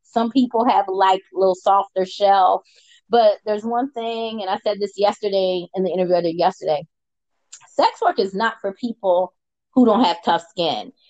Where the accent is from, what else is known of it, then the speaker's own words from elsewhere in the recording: United States; I'm American.